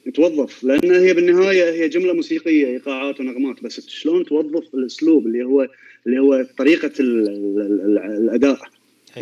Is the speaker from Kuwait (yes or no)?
yes; Kuwait; عندنا بالكويت